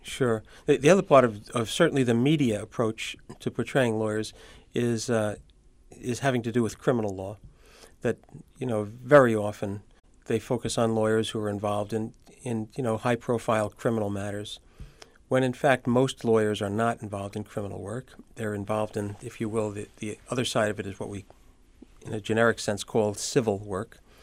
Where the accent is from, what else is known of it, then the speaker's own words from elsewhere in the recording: New York City, New York, United States; also born or lived in Syracuse, New York; I grew up in Brooklyn, and I attended Zavarian High School in Brooklyn